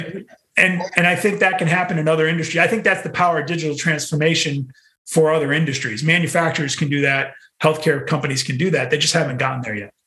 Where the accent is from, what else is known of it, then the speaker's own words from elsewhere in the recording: New England, United States; moved away; also born or lived in New York City; I'm from New England